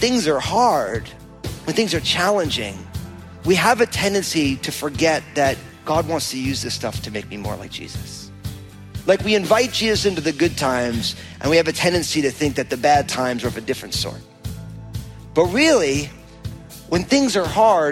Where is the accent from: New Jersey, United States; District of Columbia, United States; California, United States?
New Jersey, United States; moved away; my home state of New Jersey